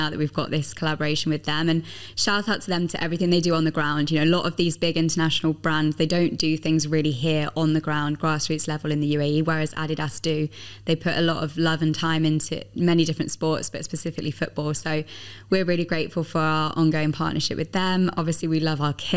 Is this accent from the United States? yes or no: no; Midlands, United Kingdom; now in United Arab Emirates; I'm from the Midlands, and my family are big Aston Villa fans